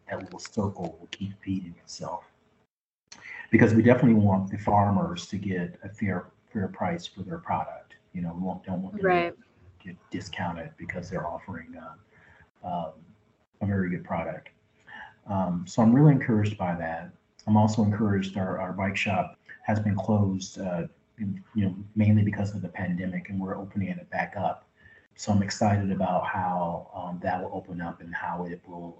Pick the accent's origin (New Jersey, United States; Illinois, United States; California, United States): Illinois, United States; Chicago; I'm a person of color, born and raised in Chicago, and I lived all over the city, but primarily I've lived on the south and west sides.